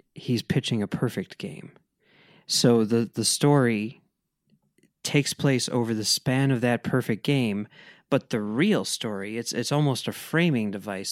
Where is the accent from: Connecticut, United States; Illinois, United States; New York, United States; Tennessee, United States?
Illinois, United States; Chicago; I'm from Chicago